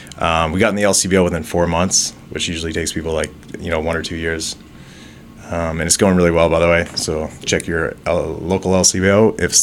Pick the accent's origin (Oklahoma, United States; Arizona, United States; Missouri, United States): Missouri, United States; Osage Beach; moved away as an adult; now in Toronto, Canada; So I'm originally from Osage Beach, moved to Toronto, 18, went to film school.